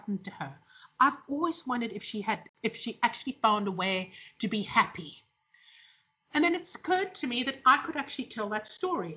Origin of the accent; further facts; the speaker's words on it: South Africa; the last generation in South Africa that literally had to choose between marriage and career